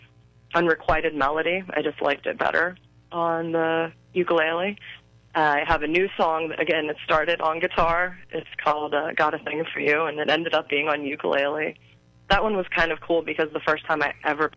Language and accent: English; Clarion County, Pennsylvania, United States; also born or lived in Punxsutawney, Pennsylvania; I was born in Punxsutawney, which is Jefferson County, but I've lived most of my life now in Clarion County